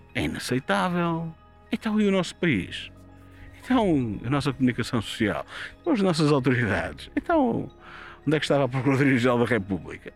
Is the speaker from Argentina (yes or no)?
no; Castelo de Paiva, North, Portugal; estamos a Castelo Paiva, é a minha terra, eu conheço as pessoas que lá estavam